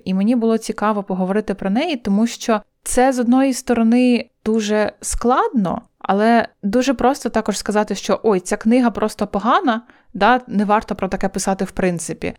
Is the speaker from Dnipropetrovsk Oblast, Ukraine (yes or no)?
no; Poltava Oblast, Ukraine; я сама з Полтавщини.